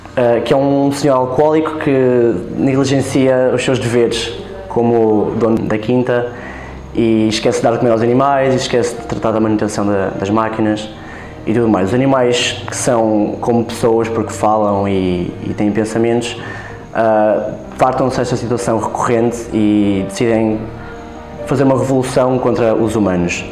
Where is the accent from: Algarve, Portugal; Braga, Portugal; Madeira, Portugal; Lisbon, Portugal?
Braga, Portugal; Vizela; tenho 22 anos e sou de Vizela